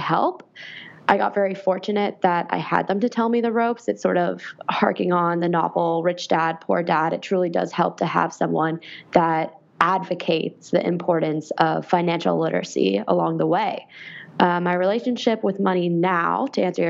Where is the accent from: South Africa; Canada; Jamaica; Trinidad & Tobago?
Canada; Ottawa, Ontario; now in Washington, D.C., United States; I am originally from Canada. I went from one capital to another, Ottawa, Ontario, to Washington, D.C.